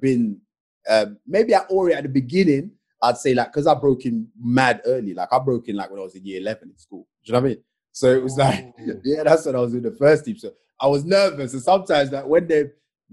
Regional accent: London, United Kingdom; when I grew up in Tottenham

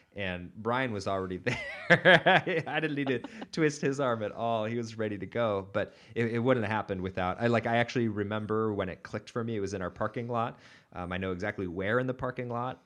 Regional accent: Portland, United States; I did grow up in Portland

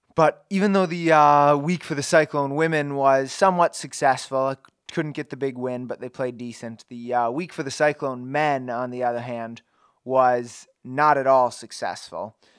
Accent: Minnesota, United States; now in Ames, United States; I grew up in Minnesota

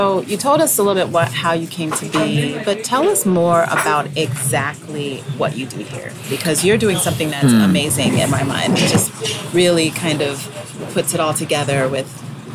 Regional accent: Ghana; I'm a Ghanaian

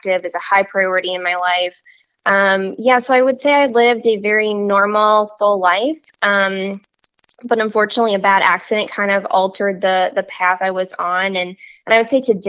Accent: Peoria, Illinois, United States; I had lived in the same community literally my whole life. I'm from Peoria, Illinois

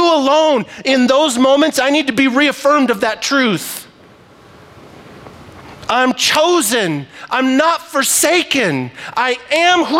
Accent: Libby, Montana, United States; I am from Libby, Montana

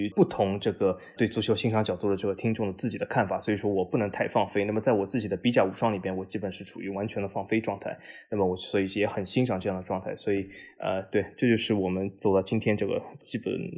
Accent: Shanghai, China; born there; 我其实和老魏的这个经历相仿，我也是这个出生在上海，然后就是在很多不同的城市经历着自己的人生。

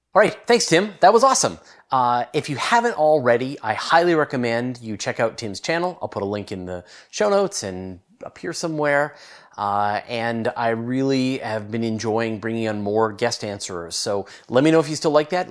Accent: Canada; I'm Canadian, uh, but I live on the west coast of Canada

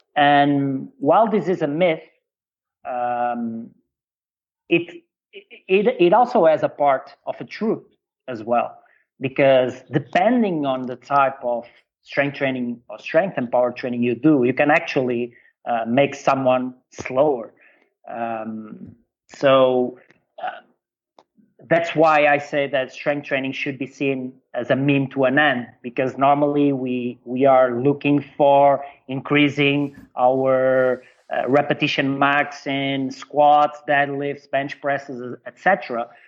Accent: Portugal; also born or lived in China; I come from Portugal

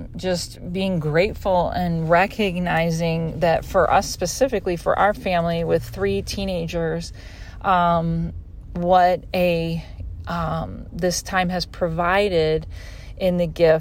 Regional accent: Chicago, Illinois, United States; I'm from Chicago.

